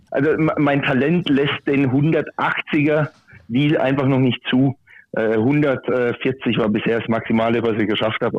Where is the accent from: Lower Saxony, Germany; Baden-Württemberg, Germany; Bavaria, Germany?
Baden-Württemberg, Germany; Muggensturm; Heute aktuell in Muggensturm, in meiner Heimat. Das ist in der Nähe von Karlsruhe.